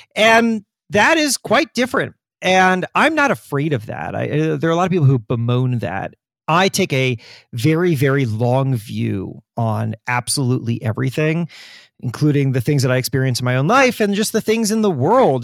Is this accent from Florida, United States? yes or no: yes; Florida, United States; I grew up in Florida